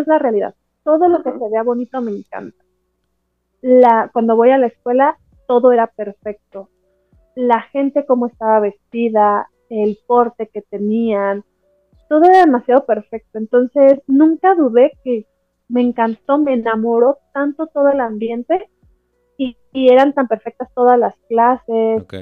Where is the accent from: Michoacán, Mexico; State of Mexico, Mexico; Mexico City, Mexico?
Michoacán, Mexico; Morelia; yo soy de Morelia, ¿no? En Morelia, Michoacán